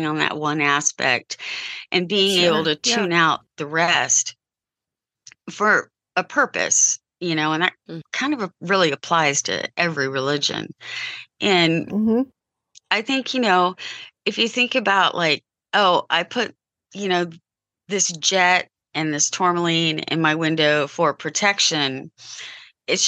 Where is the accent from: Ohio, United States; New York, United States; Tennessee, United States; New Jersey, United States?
Ohio, United States; Columbus; I grew up outside Columbus in Columbus, Ohio.